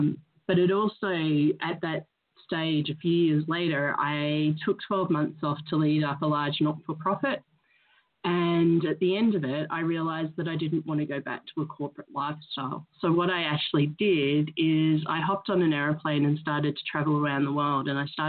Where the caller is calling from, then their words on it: Glasgow, Scotland, United Kingdom; I'm in Glasgow, Scotland, so it's Glasgow, afternoon Glasgow.